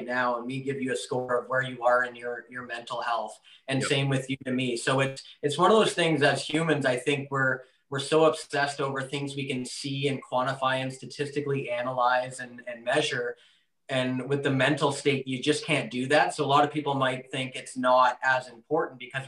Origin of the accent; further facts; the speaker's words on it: Canada; I grew up watching a lot as a Canadian